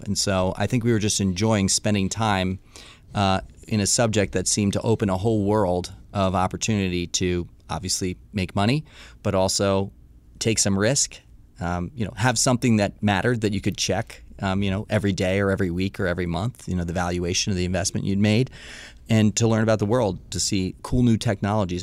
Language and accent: English; Washington, District of Columbia, United States; born or raised there; also born or lived in Missoula, Montana